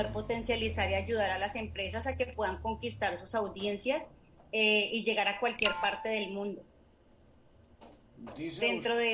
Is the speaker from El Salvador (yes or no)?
no; Colombia; moved away as an adult; now in United States; Eh, emigré de la ciudad de Colombia eh, con el fin de buscar nuevas oportunidades a nivel académico y a nivel laboral, Padre.